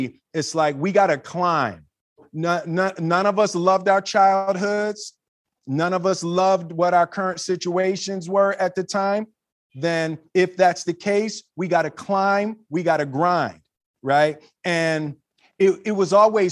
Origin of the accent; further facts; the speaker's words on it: Philadelphia, Pennsylvania, United States; growing up in Philly